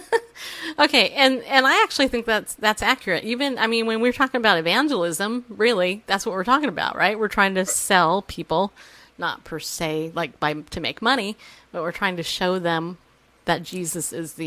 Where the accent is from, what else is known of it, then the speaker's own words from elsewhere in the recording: Riverside, California, United States; also born or lived in New York; now in Tennessee, United States; I worked at Toyota of Riverside, way over there because I grew up in Riverside